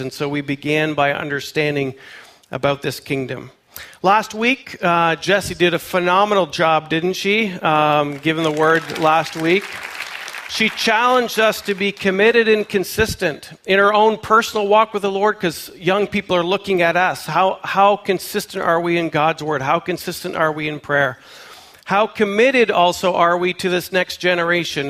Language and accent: English; Canada; moved away; I am a Canadian, born and raised